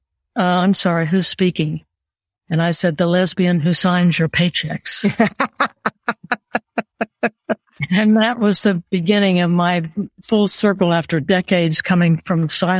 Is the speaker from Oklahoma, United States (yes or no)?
yes; Oklahoma, United States; moved away as an adult; I was raised in Oklahoma and I couldn't wait to see it in my rearview mirror. And I left home when I was about 18